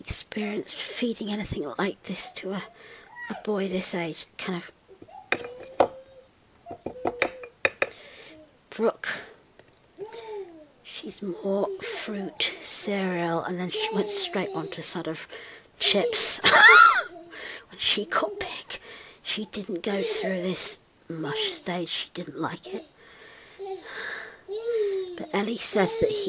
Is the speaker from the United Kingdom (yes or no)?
yes; United Kingdom; I'm British